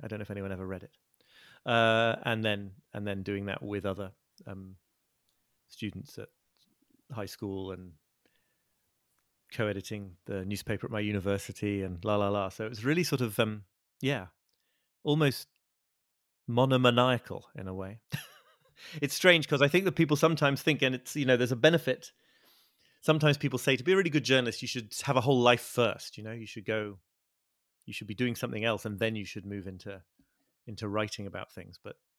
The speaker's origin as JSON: {"language": "English", "town": "Liverpool", "region": "North West England", "country": "United Kingdom", "tie": "born or raised there", "said": "I'm British. I'm 46 years old. I was born in Liverpool and grew up in the north of England, near where I'm living now."}